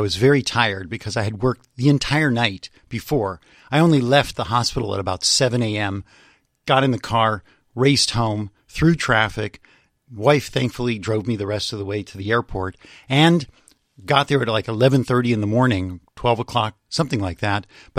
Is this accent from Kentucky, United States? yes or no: no; Los Angeles, California, United States; also born or lived in San Francisco; No, I grew up in Los Angeles.